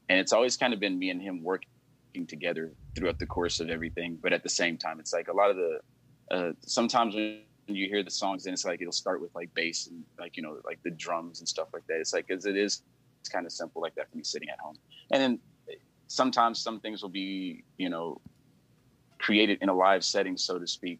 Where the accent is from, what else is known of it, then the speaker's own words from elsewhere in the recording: Compton, California, United States; I'm from LA. I'm from here. I'm from Compton